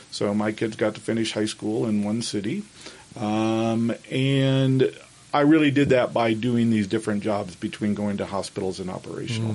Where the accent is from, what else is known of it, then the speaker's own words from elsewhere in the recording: Kansas, United States; moved away as an adult; now in Salt Lake City, United States; I grew up in Kansas